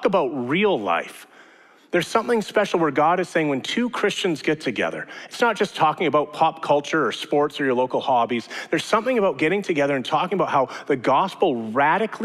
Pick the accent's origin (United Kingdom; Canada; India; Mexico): Canada; Edmonton, Alberta; moved away; also born or lived in Regina / Calgary / British Columbia; born and raised in Edmonton, but I lived in Regina, I've lived in Calgary, I've lived in BC